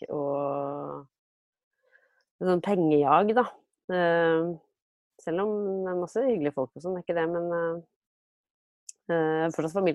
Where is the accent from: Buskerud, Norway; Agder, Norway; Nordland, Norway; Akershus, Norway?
Akershus, Norway; Lysaker; Eh, nei, jeg er jo fra, fra Akershus, for å avsløre det for, de, for lytterne. Men det, og det, jeg kommer jo fra, fra Lysaker som jeg pleier å si.